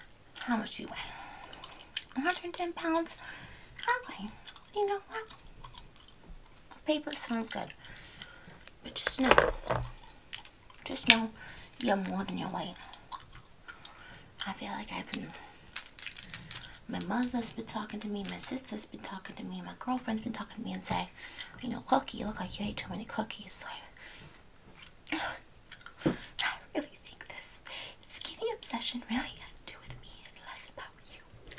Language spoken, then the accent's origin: English; Kentucky, United States; now in New Jersey, United States; I grew up in Kentucky. And I came to Jersey. And now, I don't know what my accent is.